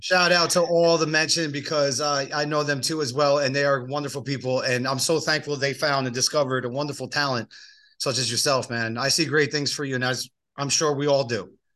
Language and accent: English; East Coast, United States; moved away; I grew up on the East Coast, so that's just me. That's the uh, that's the East Coaster in me